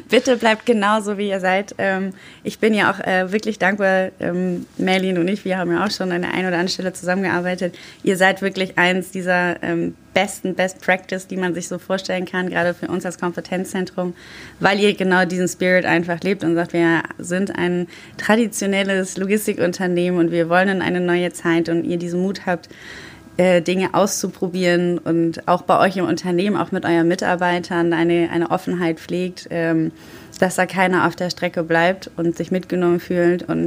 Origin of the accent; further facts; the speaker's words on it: Düsseldorf, North Rhine-Westphalia, Germany; als Düsseldorferin und geborene Düsseldorferin, gibt es bei mir auch mal ein Alt.